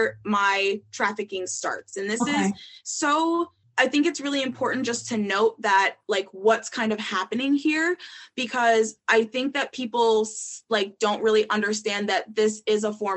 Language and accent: English; Minnesota, United States; moved away as an adult; I was from Minnesota, that I hadn't been there that long